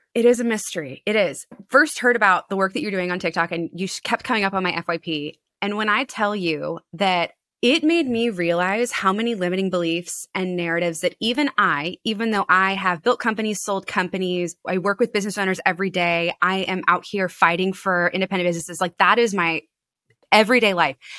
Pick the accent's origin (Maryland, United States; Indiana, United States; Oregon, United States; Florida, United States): Maryland, United States; Annapolis; my hometown of Annapolis